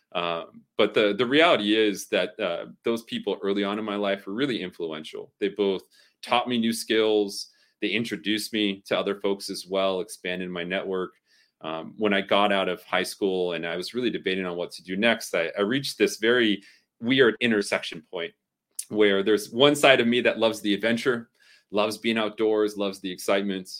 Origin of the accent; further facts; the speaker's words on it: Southern California, United States; growing up in Southern California in the early 2000s